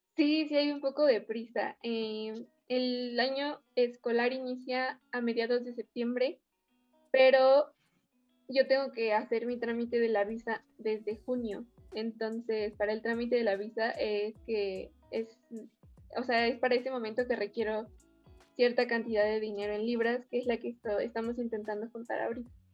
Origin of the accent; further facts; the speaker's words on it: Mexico City, Mexico; vivo aquí en la ciudad y nací también aquí en la ciudad